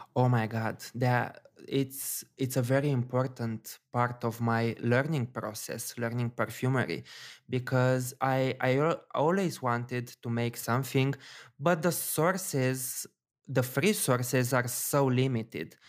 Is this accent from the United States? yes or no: no; Bucharest, Romania; It's basically my hometown.